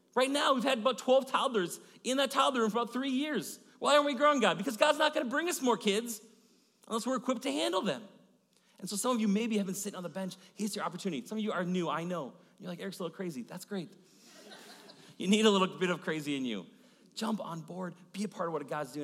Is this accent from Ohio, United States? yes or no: no; Maple Grove, Minnesota, United States; I grew up in Maple Grove area